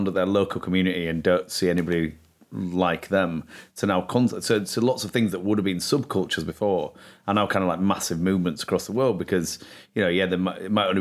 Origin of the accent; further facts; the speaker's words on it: Leeds, Yorkshire and the Humber, United Kingdom; I grew up in Leeds